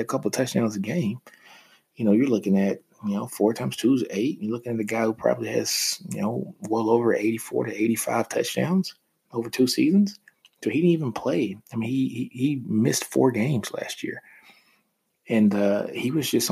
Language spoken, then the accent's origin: English; Louisiana, United States; also born or lived in Texas; I am from Louisiana, which is crazy. My mom's favorite team is LSU